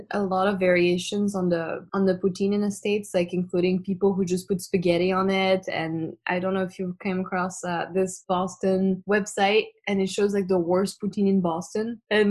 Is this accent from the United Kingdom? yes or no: no; France; born there; English is a second language; So my family's Cambodian and I was born in France.